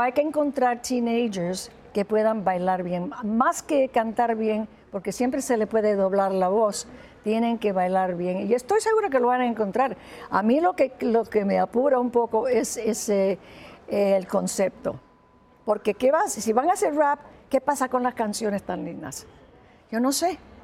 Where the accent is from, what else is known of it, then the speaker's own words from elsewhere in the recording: Humacao, Puerto Rico; moved away; mi pueblo, donde nací